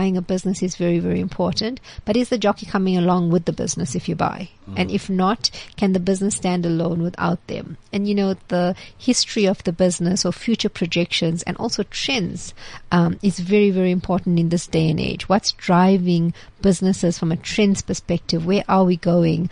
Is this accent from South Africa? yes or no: yes; Chatsworth, KwaZulu-Natal, South Africa; So I grew up in Chatsworth